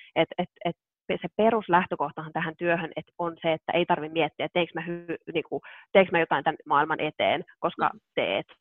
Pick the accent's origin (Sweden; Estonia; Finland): Finland; South Ostrobothnia; mä oon itse kotoisin Etelä-Pohjanmaalta